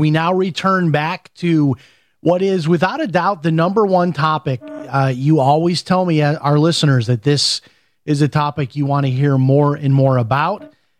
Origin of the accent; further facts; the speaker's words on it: Chicago, Illinois, United States; I'm from Chicago, so I have a better excuse that I've never been to Catalina Island.